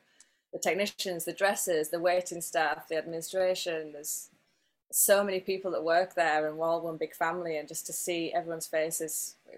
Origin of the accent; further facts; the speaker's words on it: England, United Kingdom; moved away as an adult; also born or lived in Las Vegas, United States / Italy; now in Paris, France; I'm from England, so live so far from my family.